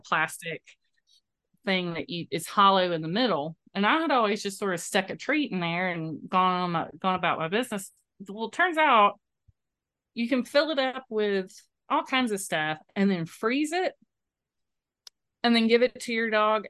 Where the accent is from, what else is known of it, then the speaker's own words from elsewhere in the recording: Moultrie, Georgia, United States; I grew up in Moultrie